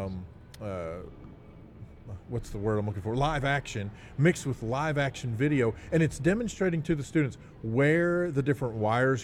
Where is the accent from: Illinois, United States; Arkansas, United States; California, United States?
Arkansas, United States; We're from Arkansas